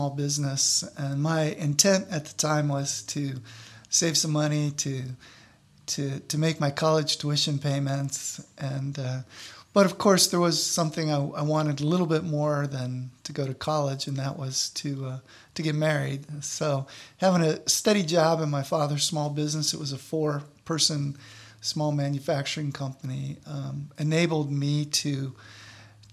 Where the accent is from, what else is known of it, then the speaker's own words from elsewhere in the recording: Akron, Ohio, United States; I'm from Northeast Ohio, born and raised in Akron